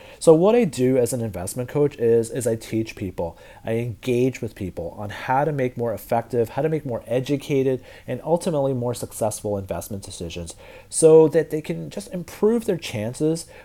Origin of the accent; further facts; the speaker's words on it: Ottawa, Ontario, Canada; now in Toronto, Canada; I'm not from Toronto. I live in Toronto, but I was born in Ottawa, the capital of Canada